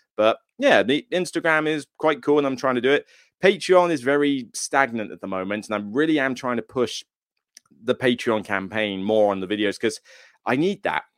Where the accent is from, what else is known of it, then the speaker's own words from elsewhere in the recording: Taunton, South West England, United Kingdom; moved away; where I'm from hometown-wise